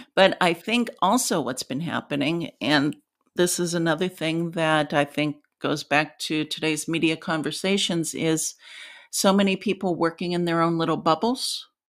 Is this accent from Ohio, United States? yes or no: yes; Ohio, United States; moved away; I grew up in Ohio. It was a steel town when I was a little girl